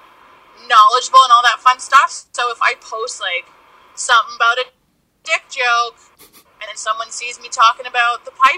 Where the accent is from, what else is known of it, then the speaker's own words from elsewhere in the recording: Kitchener, Ontario, Canada; Yes, Kitchener, Ontario.